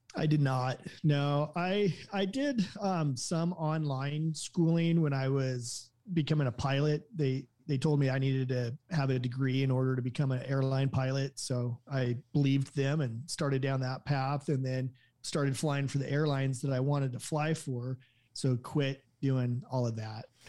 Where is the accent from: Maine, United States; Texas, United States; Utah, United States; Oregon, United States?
Oregon, United States; Salem; originally I was born in Salem, Oregon, the Willamette Valley.